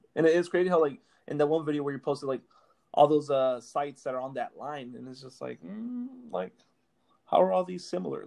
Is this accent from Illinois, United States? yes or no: no; Los Angeles, California, United States; I grew up in Los Angeles